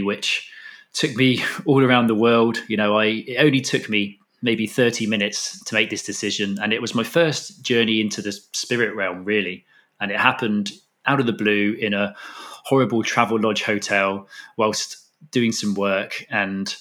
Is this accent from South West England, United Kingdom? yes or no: yes; Totnes, South West England, United Kingdom; moved away as an adult; also born or lived in Australia; as a child to spend my time growing up in Dartmoor, down in Devon.